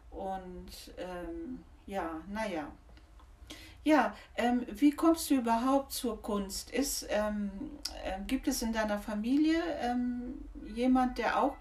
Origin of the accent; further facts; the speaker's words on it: Tehran, Tehran Province, Iran; German is a second language; moved away as an adult; also born or lived in India; now in Germany; Ich komme aus dem Iran, aus mhm. Teheran.